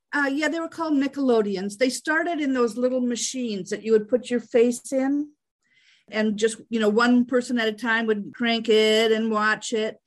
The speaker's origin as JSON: {"language": "English", "town": "Fargo", "region": "North Dakota", "country": "United States", "tie": "born or raised there", "said": "I grew up in Fargo, North Dakota"}